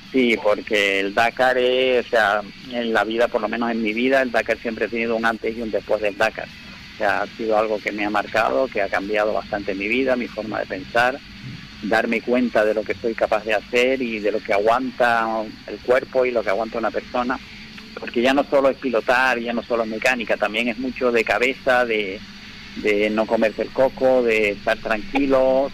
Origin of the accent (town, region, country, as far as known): Canary Islands, Spain